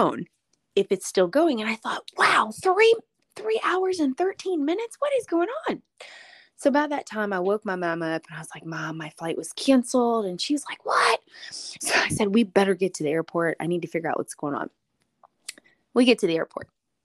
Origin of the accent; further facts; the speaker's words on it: Fort Lauderdale, Florida, United States; moved away; I grew up here in Fort Lauderdale, Florida, and so I have family here.